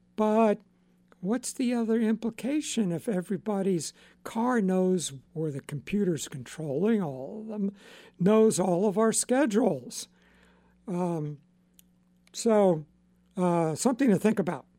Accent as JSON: {"language": "English", "area": "Long Island", "region": "New York", "country": "United States", "tie": "born or raised there", "said": "I grew up on Long Island"}